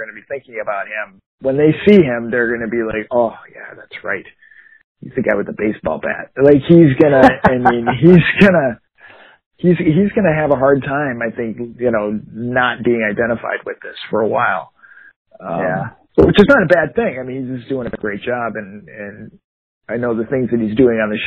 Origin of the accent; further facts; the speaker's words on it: Eagan, Minnesota, United States; we grew up in Egan